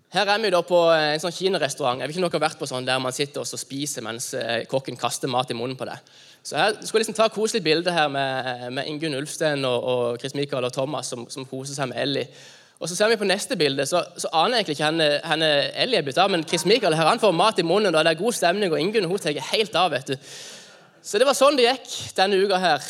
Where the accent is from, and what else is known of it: Norway